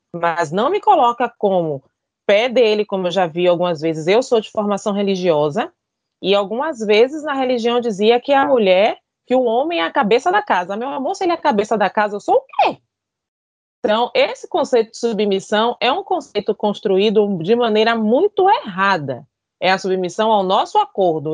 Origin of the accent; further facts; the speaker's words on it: Bahia, Brazil; sou baiana, sou teropolitana, apaixonada pela minha cidade